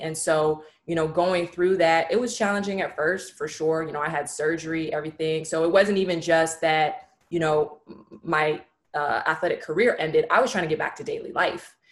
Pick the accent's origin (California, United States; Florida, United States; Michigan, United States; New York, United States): California, United States; San Francisco; moved away as an adult; also born or lived in Los Angeles, California; I'm originally from San Francisco, California